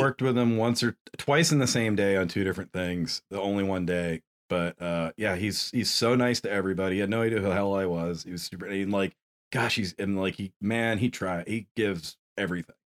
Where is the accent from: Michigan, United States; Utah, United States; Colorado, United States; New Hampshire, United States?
New Hampshire, United States; white boy growing up in New Hampshire